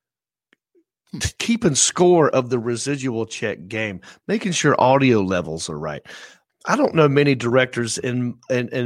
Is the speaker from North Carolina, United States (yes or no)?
yes; Hickory, North Carolina, United States; growing up in Hickory, North Carolina